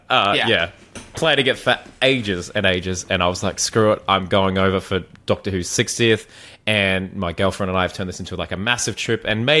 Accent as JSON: {"language": "English", "country": "Australia"}